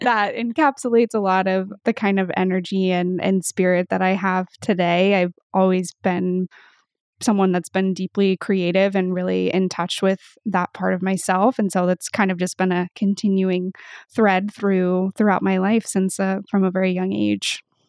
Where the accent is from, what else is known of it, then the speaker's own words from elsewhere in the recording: Pacific Northwest, United States; I grew up in the Pacific Northwest